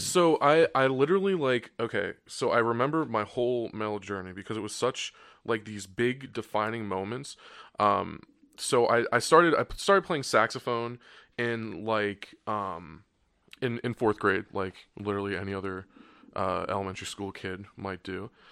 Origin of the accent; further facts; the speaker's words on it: New Jersey, United States; I grew up in South Jersey